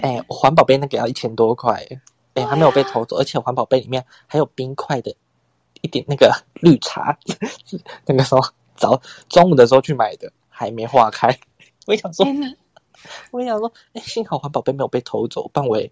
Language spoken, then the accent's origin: Chinese; Tainan, Taiwan; 是还就住家里，因为我台南人嘛